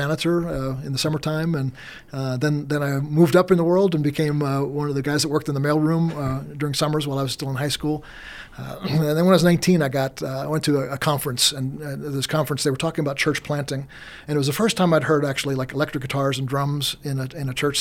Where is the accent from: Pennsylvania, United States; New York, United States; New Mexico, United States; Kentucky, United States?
New York, United States; moved away as an adult; now in Colorado, United States; I grew up in New York